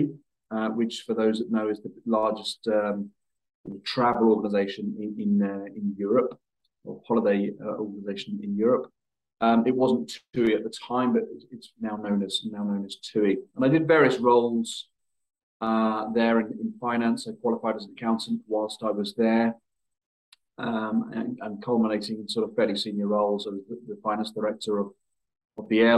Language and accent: English; Luton, East of England, United Kingdom; my hometown club, which was a club called Luton Town